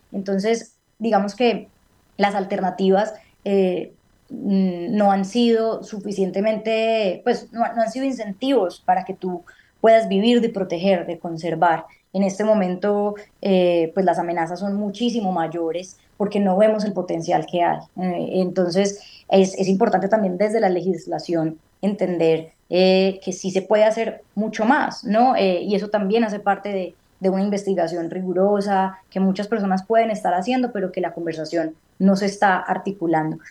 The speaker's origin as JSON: {"language": "Spanish", "country": "Colombia", "tie": "born or raised there", "said": "por el hecho de haber nacido en este país"}